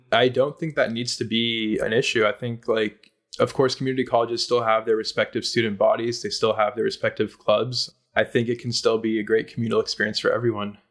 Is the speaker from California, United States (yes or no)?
yes; Silicon Valley, California, United States; growing up in the Silicon Valley